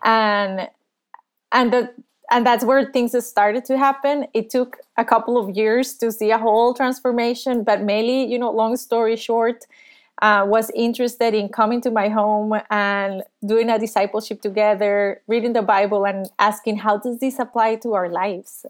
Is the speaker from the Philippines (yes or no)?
no; Costa Rica; I was born and raised in Costa Rica